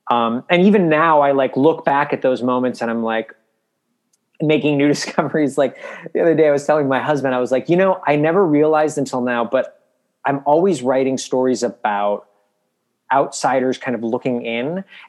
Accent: Midwest, United States; Cause I grew up in the Midwest and Catholic and I'm a gay boy.

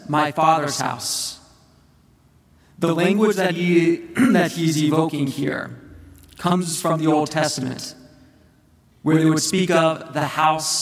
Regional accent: United States; the United States, my home country

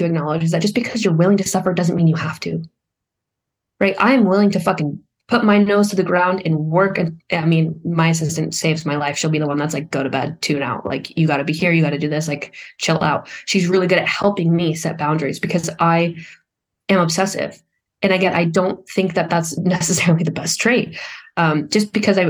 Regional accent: Vermont, United States; I was from Vermont

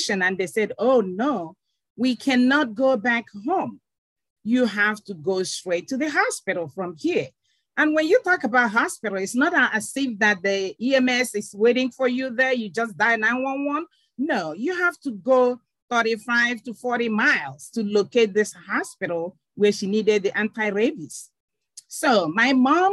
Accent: Nigeria; moved away as an adult; also born or lived in Kenya / Tanzania / Uganda / Namibia; now in United States; I am originally from Nigeria and migrated to the United States 20 years ago

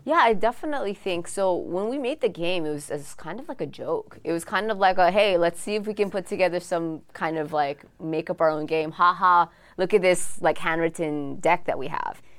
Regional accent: Oahu, Hawaii, United States; I'm from Oahu, and my friends are all, we're all from the Windward side

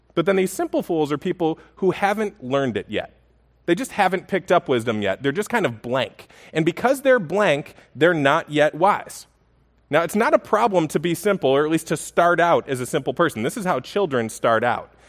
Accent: Buffalo, New York, United States; I grew up in Buffalo

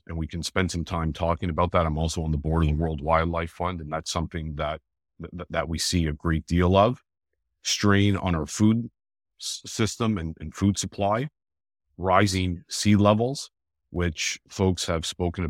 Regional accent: Toronto, Ontario, Canada; So I was born and raised in Toronto, North York in particular. So for your viewers who aren't from Toronto, that's sort of the top end of the city of Toronto. Born and raised here, live here with my wife and two daughters.

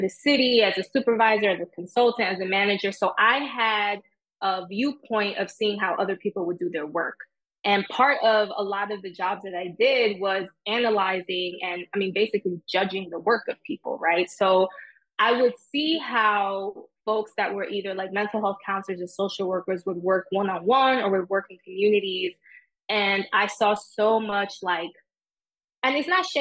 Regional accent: New York City, New York, United States; I grew up in Jamaica, Queens

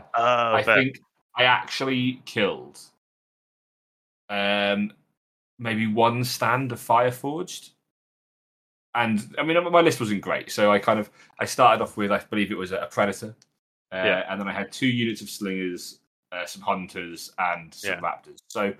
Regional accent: United Kingdom; being British.

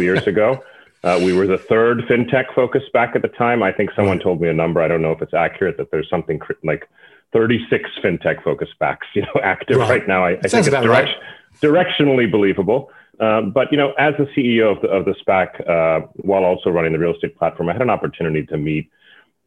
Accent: Pennsylvania, United States; born and raised in Pennsylvania in a banking family

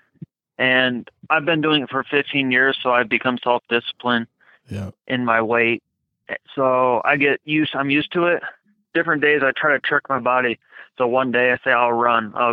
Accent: Michigan, United States; moved away; also born or lived in Chicago; I'm from Michigan

